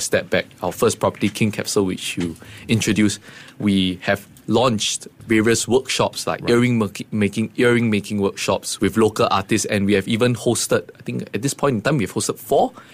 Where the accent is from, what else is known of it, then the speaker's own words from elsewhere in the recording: Singapore; growing up in Singapore